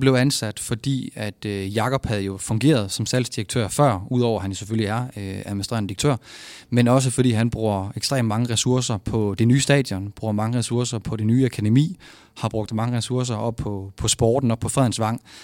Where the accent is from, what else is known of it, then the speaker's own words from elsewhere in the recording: Vejle, Southern Denmark, Denmark; moved away as an adult; now in Aarhus, Denmark; jeg er jo fra Vejle af. Og når man er fra Vejle